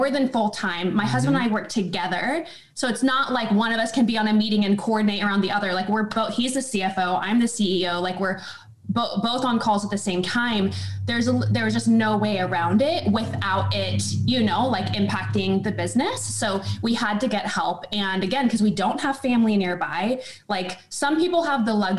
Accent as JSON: {"language": "English", "area": "small town outside of Sacramento", "region": "Northern California", "country": "United States", "moved": "yes", "lives_now": "Austin, United States", "said": "Northern California, just a okay. small town outside of Sacramento"}